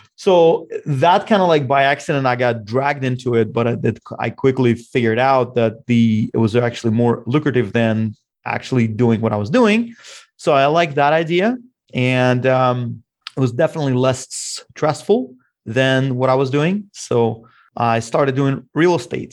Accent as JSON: {"language": "English", "country": "Russia", "moved": "yes", "lives_now": "Bellevue, United States", "said": "I'm originally from Russia"}